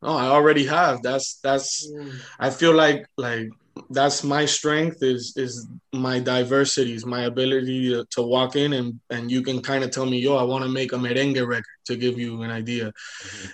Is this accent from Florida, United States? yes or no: yes; Hialeah, Florida, United States; I was born in Hialeah Hospital